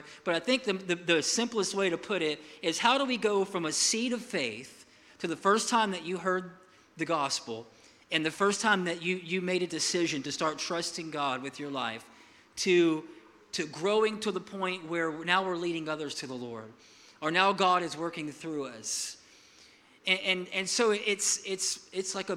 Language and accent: English; Milton, United States; I'm from Milton